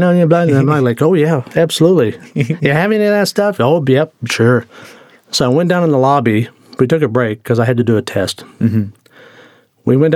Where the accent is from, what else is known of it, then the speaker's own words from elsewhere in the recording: Tulsa, Oklahoma, United States; growing up in Tulsa.